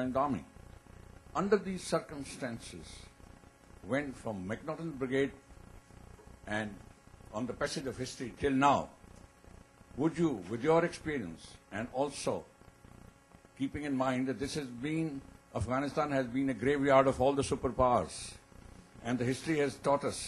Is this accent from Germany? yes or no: no; India; being an Indian